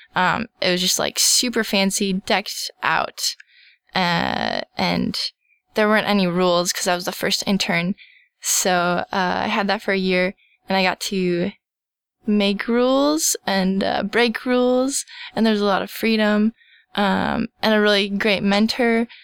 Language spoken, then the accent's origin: English; Minnesota, United States; I'm a Minnesotan